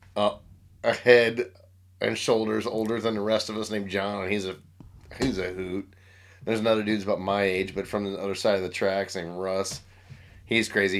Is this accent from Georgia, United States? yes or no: no; Grandview, Missouri, United States; in Kansas City, Missouri